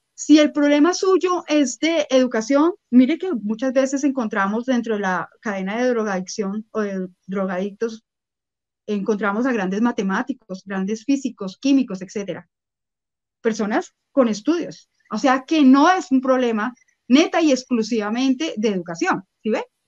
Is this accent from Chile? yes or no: no; Bogotá, Colombia; soy colombiana, yo puedo ser muy bogotana, pero soy colombiana